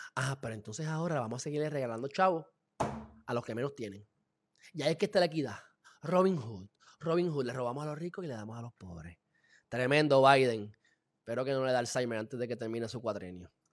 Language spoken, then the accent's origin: Spanish; Puerto Rico